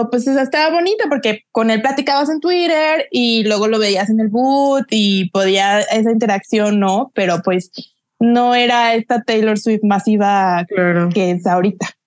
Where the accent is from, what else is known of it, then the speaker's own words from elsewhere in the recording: Mexico; Eh, soy de México, o whatever